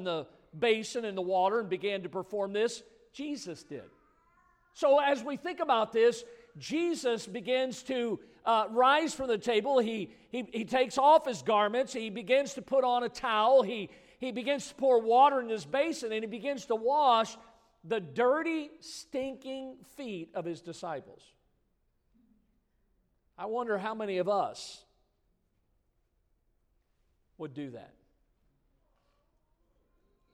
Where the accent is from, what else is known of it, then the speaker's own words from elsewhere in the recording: Midwest, United States; now in South Florida, United States; I grew up in the Midwest